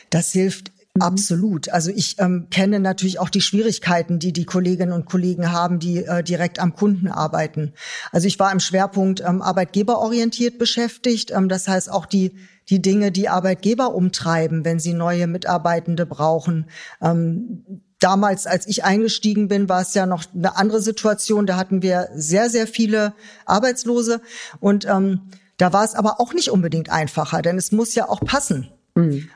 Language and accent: German; Germany; uns auch als Deutsche